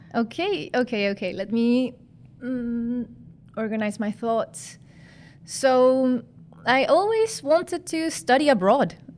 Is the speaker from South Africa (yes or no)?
no; Chile; moved away as an adult; now in Netherlands; I come from Chile, I come from South America